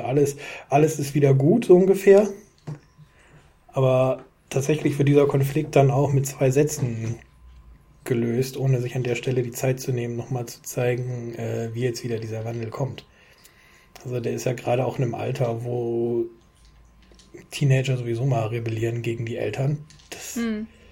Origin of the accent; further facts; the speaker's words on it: Düsseldorf, North Rhine-Westphalia, Germany; ich bin mitten in Düsseldorf groß geworden